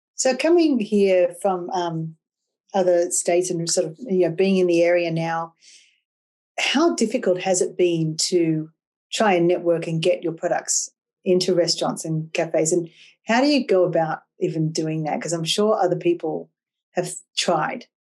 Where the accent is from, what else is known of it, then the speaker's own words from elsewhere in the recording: Australia; I'm Australian, and I was brought up drinking tea.